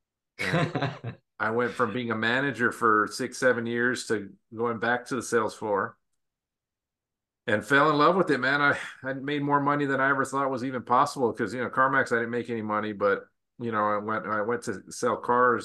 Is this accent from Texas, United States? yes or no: yes; El Paso, Texas, United States; also born or lived in Las Vegas, Nevada; now in San Antonio, United States; I'm originally from Texas. I actually from El Paso, Texas.